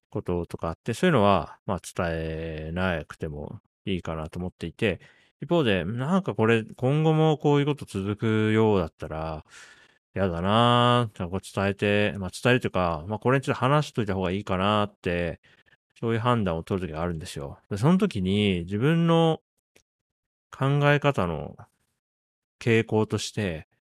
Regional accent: Japan; 僕1983年に日本に生まれて、まあ、40歳になるまで育って

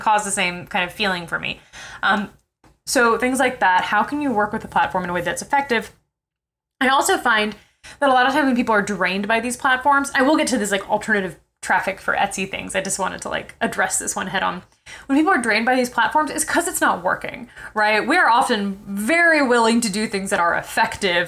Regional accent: New York City, New York, United States; I'm from New York City

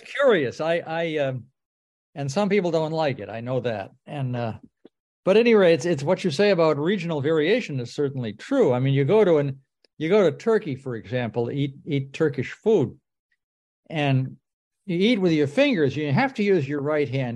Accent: Boston, Massachusetts, United States; moved away as an adult; now in Aiken, United States; I grew up in Boston, and my mother prepared cornbread a lot

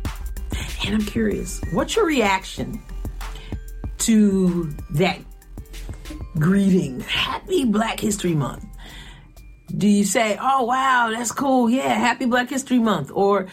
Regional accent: Long Island, New York, United States; I was growing up in Long Island, New York

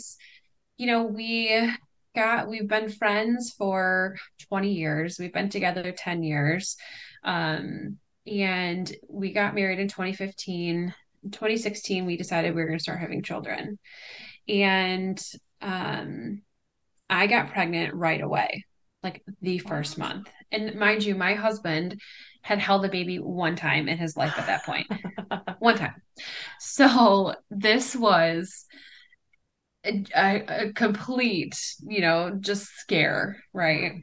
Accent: Livonia, Michigan, United States; I am from Livonia, Michigan, so about 20 minutes outside of Detroit

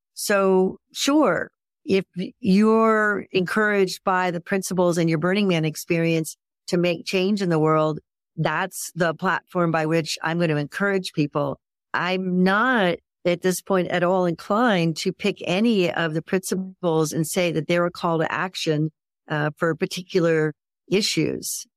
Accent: Ohio, United States; I was raised in Ohio

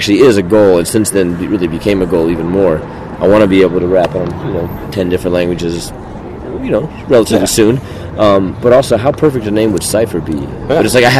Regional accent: Denver, Colorado, United States; also born or lived in Texas; My parents were not. I was not born in Denver. I was born in Texas and moved when I was 4.

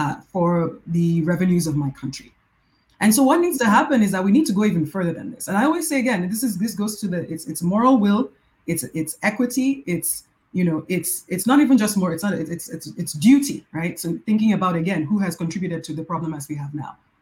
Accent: Nigeria; I'm from Nigeria

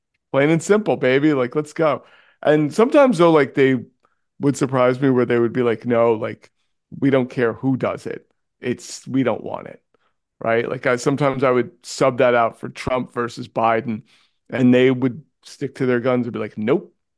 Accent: New York City, New York, United States; I grew up in New York City.

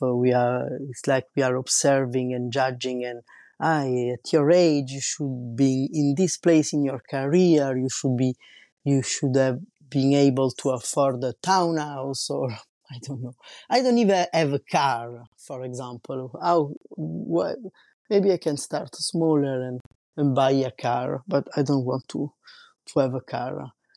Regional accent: Rome, Lazio, Italy; also born or lived in Paris, France; now in La Rochelle, France; I was born in Rome and raised in, raised in Rome and lived in Paris.

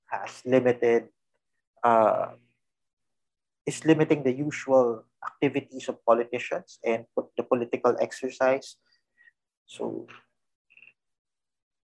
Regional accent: Philippines; we are Filipinos first

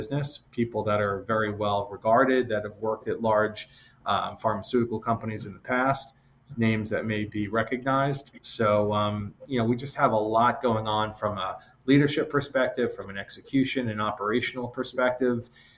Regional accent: Massachusetts, United States; But I'll just say that I grew up in the Northeast, the small town outside of Boston.

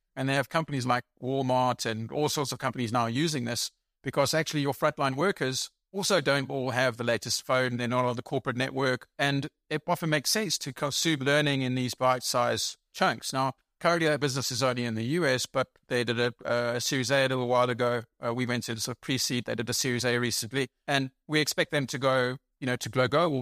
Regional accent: South Africa; moved away as an adult; also born or lived in England / United States / United Kingdom; now in Germany; I was born in England. I grew up in South Africa, uh, not Australia

